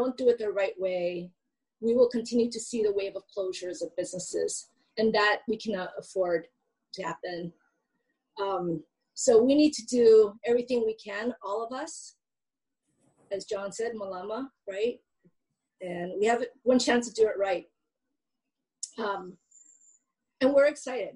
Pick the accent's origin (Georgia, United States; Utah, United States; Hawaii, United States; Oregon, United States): Hawaii, United States; Hilo; I'm from Hilo